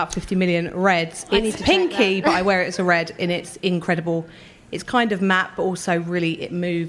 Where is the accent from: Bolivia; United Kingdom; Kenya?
United Kingdom; London; I'm from Hackney